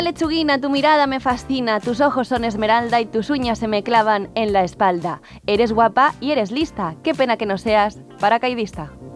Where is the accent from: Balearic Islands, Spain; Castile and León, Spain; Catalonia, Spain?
Catalonia, Spain; por mi tierra